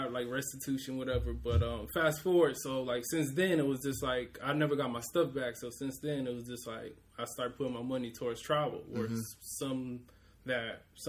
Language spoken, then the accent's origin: English; Houston, Texas, United States; also born or lived in New Jersey / Ohio / Georgia; So I was born in New Jersey, moved to Ohio, lived in Ohio for 7 years, then moved to Georgia, lived there for 3 years, and for 15 years, been in Houston. So instead of giving people the full story, I just tell them Houston.